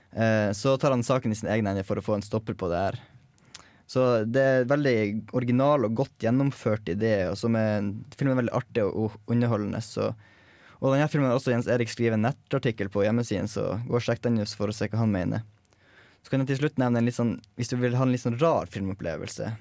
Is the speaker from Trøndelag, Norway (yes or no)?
no; Tromsø, Troms, Norway; now in Trondheim, Norway; Jeg er jo fra Tromsø sjøl